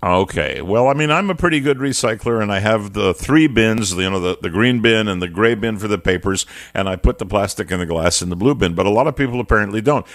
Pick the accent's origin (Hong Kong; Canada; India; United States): Canada; Montreal, Quebec; I come from Montreal.